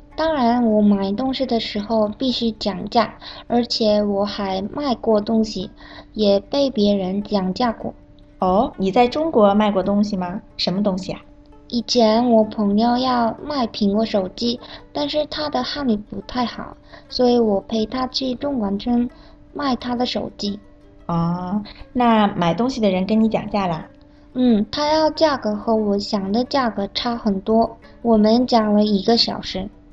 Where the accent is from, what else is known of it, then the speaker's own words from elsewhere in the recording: South Korea; now in Beijing, China; 我是来自韩国的